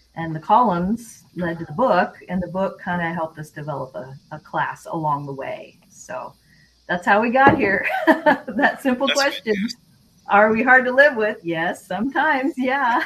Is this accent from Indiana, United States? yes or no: no; Seattle, Washington, United States; moved away as an adult; also born or lived in Louisiana; we're from Seattle area. Mike's from Idaho. I'm from Seattle